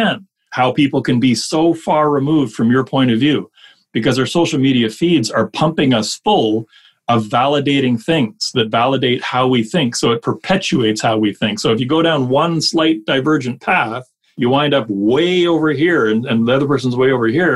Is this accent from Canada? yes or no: yes; Canada; we're Canadian